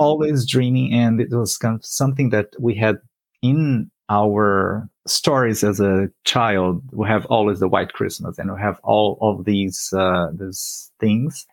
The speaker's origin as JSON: {"language": "English", "country": "Brazil", "tie": "born or raised there", "moved": "as an adult", "lives_now": "Canada", "said": "I lived in a big city, which was 2 million people in my hometown. And that was the environment where I grew up"}